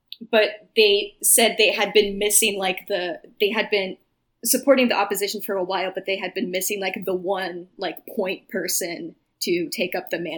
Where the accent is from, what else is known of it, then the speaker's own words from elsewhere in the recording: United States; I am very American and very uninformed about countries that are not this dogshit country.